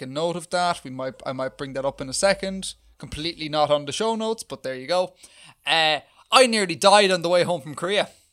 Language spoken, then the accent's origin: English; Ireland